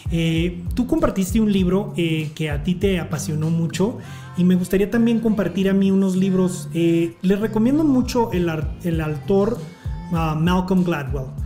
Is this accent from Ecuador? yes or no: yes; Quito, Pichincha, Ecuador; moved away as an adult; now in Washington, United States; Soy de Quito.